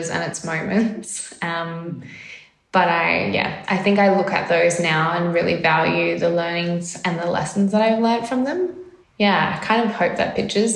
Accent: Carnarvon, Western Australia, Australia; also born or lived in Perth; I grew up in WA, so I'm actually a WA girl from a rural town called Carnarvon, and it's about 930 kilometres north of Perth. And yeah, and then half my life in Carnarvon, half my life in Perth.

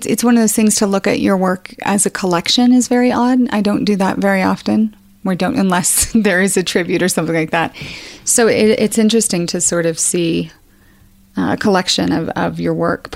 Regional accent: Castle Rock, Colorado, United States; I'm from Colorado

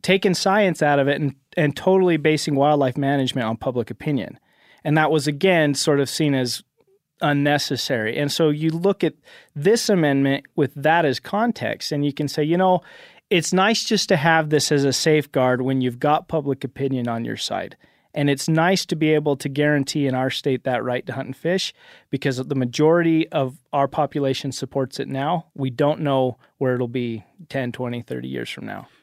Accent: Cache Valley, Utah, United States

